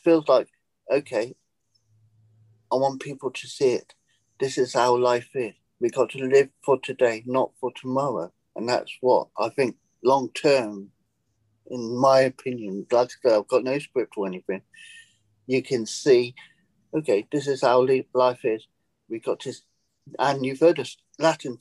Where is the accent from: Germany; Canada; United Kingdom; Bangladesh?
United Kingdom; England; moved away as an adult; now in United States; I'm British, living in America. Now, I seized the day. I decided to take the jump and leave England